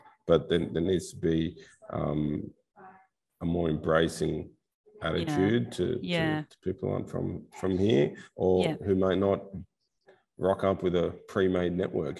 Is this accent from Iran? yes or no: no; Australia; moved away; also born or lived in United States / Turkey / China / South Korea; My brothers live in the US, you know. I was born there. I grew up in Australia.